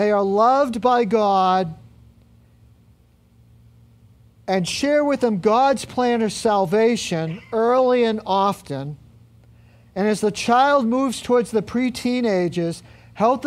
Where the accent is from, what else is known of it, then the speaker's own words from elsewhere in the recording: Medford, United States; I was born in Medford and not San Diego